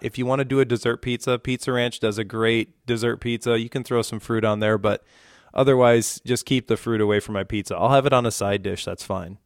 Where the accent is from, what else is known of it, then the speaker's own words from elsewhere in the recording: Rapid City, South Dakota, United States; also born or lived in New Underwood, South Dakota; I grew up in the Black Hills of South Dakota, where we just were last weekend. I grew up in Rapid City area